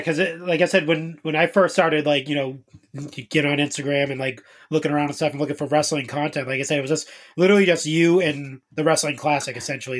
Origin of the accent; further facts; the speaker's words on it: Boston, Massachusetts, United States; I'm from Boston